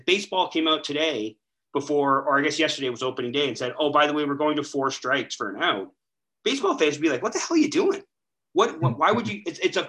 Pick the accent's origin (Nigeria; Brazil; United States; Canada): Canada; I'm a Canadian